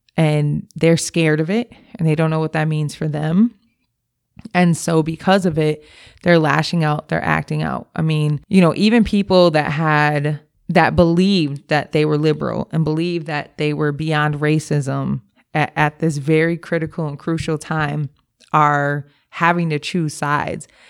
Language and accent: English; Milwaukee, Wisconsin, United States; I grew up in Milwaukee. I grew up on the north side of Milwaukee